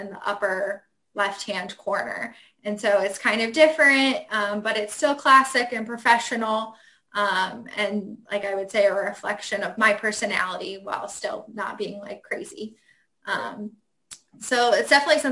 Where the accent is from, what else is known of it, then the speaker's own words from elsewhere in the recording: Ohio, United States; moved away as an adult; now in Washington, D.C., United States; I went to school in Ohio. I grew up in Ohio.